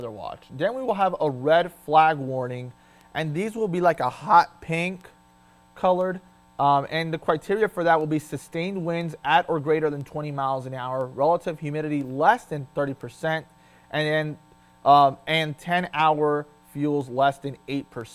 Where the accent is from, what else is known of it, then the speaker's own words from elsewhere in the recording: Florida, United States; now in Delmarva, United States; we're both from Florida